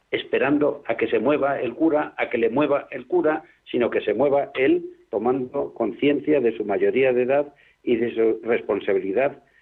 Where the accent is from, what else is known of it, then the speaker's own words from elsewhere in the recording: Burgos, Castile and León, Spain; now in Madrid, Spain; yo soy de Burgos, entré en Burgos, estuve en Logroño, vine aquí más tarde